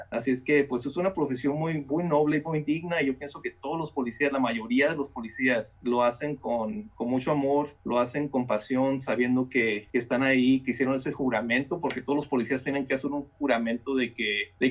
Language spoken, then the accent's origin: Spanish; California, United States; Yo estudié y crecí en California. Cuando emigramos para Estados Unidos, mis padres nos trajeron a, California